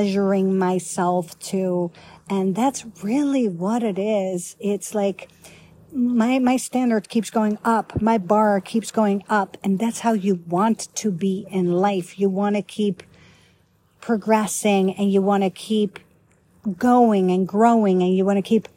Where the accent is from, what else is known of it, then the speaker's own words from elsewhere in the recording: Netherlands; also born or lived in Italy / Egypt / Canada / United States; now in Grapevine, Texas, United States; I used to live in Holland, born and raised in Holland